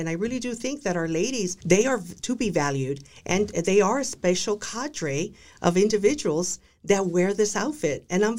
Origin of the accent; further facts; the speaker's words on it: Texas, United States; also born or lived in Dallas; I'm a girl from South Texas. I was born in Dallas. I was raised by a very traditional Hispanic Mexican American family.